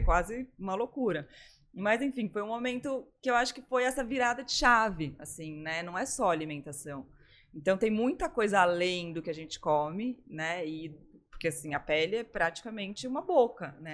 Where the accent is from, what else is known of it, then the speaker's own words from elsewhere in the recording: São Paulo, Brazil; now in Florianópolis, Brazil; Eu também sou de São Paulo.